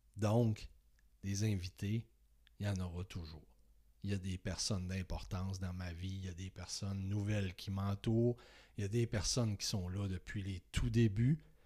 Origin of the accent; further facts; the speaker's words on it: Saguenay, Quebec, Canada; moved away as an adult; now in Beauce, Canada; j'ai décidé de quitter ma région natale, le Saguenay, pour m'en venir vers Québec, vers la Beauce